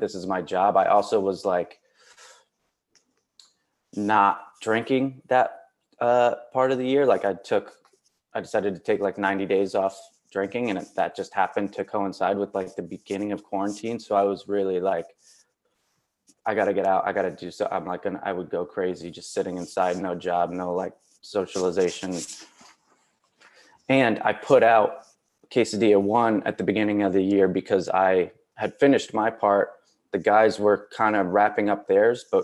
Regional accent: Milford, Connecticut, United States; moved away as an adult; now in Los Angeles, United States; my hometown of Milford, Connecticut

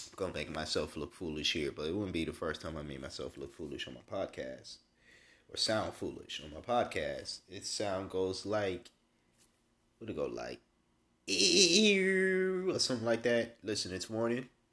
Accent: Massachusetts, United States; now in North Carolina, United States; my home state of Massachusetts

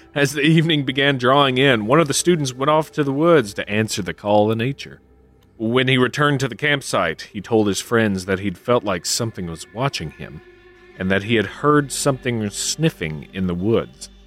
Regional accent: Kentucky, United States; my home state, my old Kentucky home. That's right, Kentucky

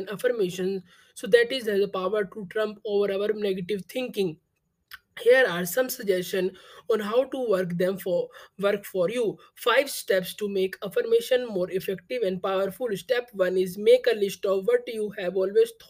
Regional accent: India; I am from India.

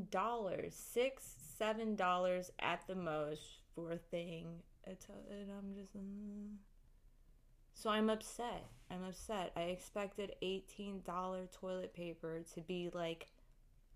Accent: United States; I grew up in Western society and American culture. We don't really have bidets over here.

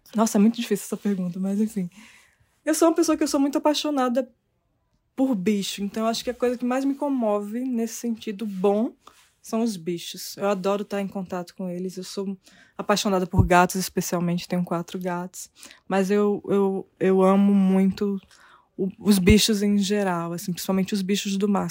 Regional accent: Brazil; Nasci aqui no Brasil

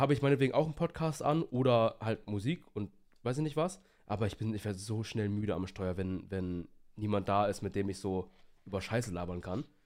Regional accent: Hamburg, Germany; now in Bremen, Germany; ich wohne ja in Bremen und ich komme ja ursprünglich aus der Nähe Hamburg

